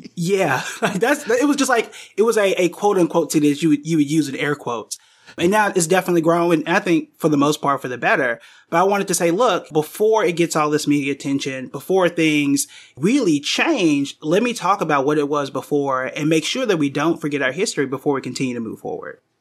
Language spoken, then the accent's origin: English; Tulsa, Oklahoma, United States; I was born and raised in Tulsa